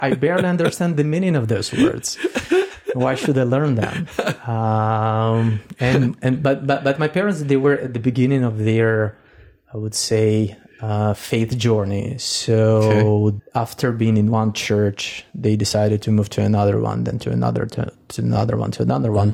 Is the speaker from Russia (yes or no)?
yes; Russian Far East, Russia; now in Ukraine; I was born in Russia, actually in the far east of Russia, somewhere next to China